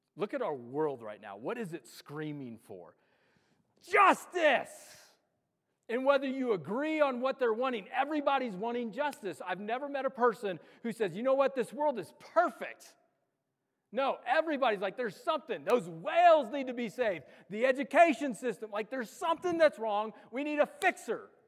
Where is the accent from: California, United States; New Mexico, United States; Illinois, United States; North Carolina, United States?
New Mexico, United States; Los Alamos; I'm from Los Alamos